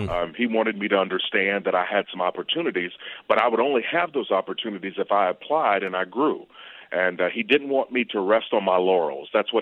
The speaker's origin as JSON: {"language": "English", "town": "Versailles", "region": "Kentucky", "country": "United States", "tie": "born or raised there", "said": "I grew up in Kentucky, a little town called Versailles"}